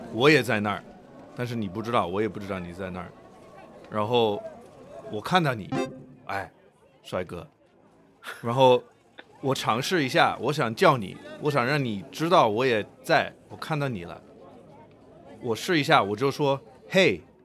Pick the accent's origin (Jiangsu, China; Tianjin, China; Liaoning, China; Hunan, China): Jiangsu, China; Nanjing; 我是南京人，还有一个鼓楼